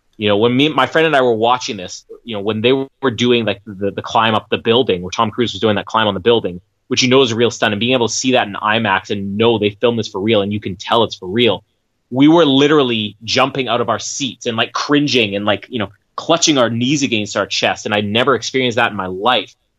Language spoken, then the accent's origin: English; Canada; I'm Canadian